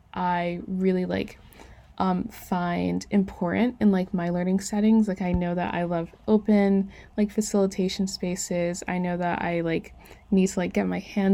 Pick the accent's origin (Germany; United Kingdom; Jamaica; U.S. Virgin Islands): U.S. Virgin Islands; I grew up like in St. Croix, a really small island.